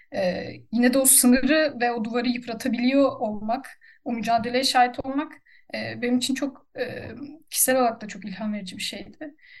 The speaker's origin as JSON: {"language": "Turkish", "country": "Turkey", "also_born_or_lived": "Serbia", "moved": "as an adult", "lives_now": "Germany", "said": "bir Türk vatandaşı olarak"}